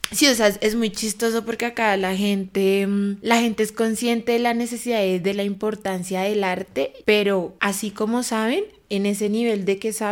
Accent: Bogotá, Colombia; Tengo 21 años y soy bogotana.

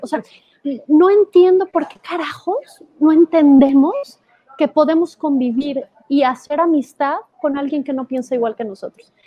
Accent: Guadalajara, Jalisco, Mexico; moved away; Guadalajara, de donde soy

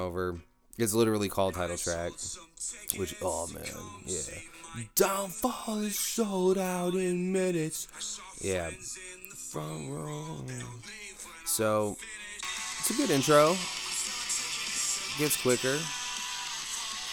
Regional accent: Kansas City, United States; I'm from Kansas City

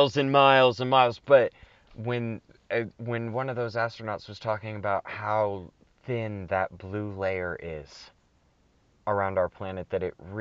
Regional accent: Anderson, Indiana, United States; I was born in Indiana. I'm from Indiana.

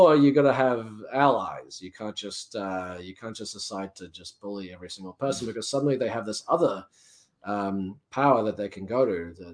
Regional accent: New Zealand; now in United States; I'm from New Zealand. I spent a bit of time back home last year.

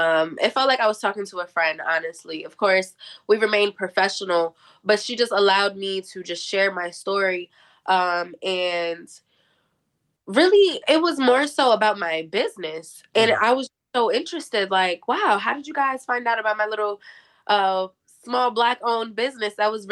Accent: New Jersey, United States; So thankfully enough for me, I'm from Jersey and I don't live too far from New York.

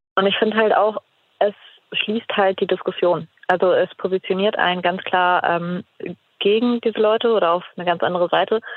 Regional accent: Mecklenburg-Vorpommern, Germany; Also ich komme aus Mecklenburg-Vorpommern und da waren wir ähm, dort im Landtag in Schwerin

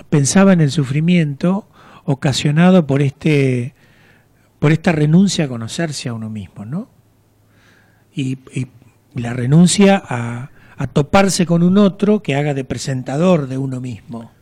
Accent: General Madariaga, Buenos Aires Province, Argentina; moved away as an adult; also born or lived in Mar del Plata; Yo nací en General Madariaga.

